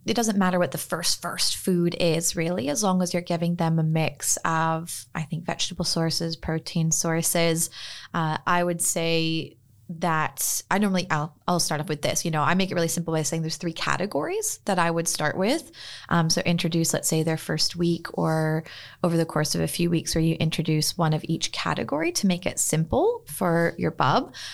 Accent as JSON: {"language": "English", "region": "Northern California", "country": "United States", "tie": "born or raised there", "also_born_or_lived": "Sydney, Australia", "moved": "as an adult", "lives_now": "Freshwater, Australia", "said": "I was born and raised in Northern California, but have been, uh, practicing and living in Australia for the last few years"}